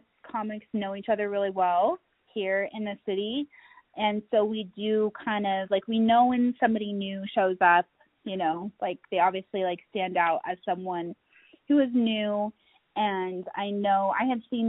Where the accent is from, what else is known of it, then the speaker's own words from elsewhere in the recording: Utah, United States; now in Colorado Springs, United States; I grew up in Utah